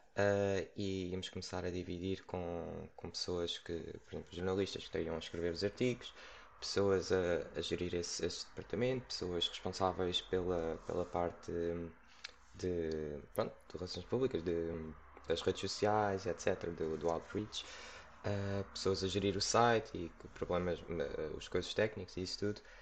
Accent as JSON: {"language": "Portuguese", "region": "Setúbal", "country": "Portugal", "tie": "born or raised there", "also_born_or_lived": "Lisbon", "said": "sou cá de Portugal, sempre vivi cá e agora estou. Sou de Setúbal"}